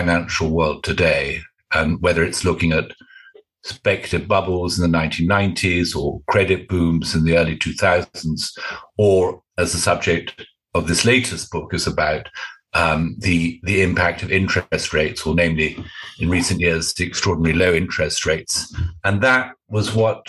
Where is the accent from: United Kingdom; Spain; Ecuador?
United Kingdom; I'm British.